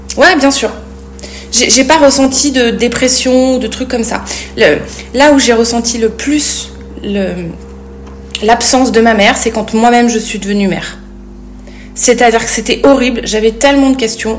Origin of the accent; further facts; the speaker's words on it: Clermont-Ferrand, Auvergne-Rhône-Alpes, France; moved away as an adult; also born or lived in Paris; je quitte ma ville natale Clermont-Ferrand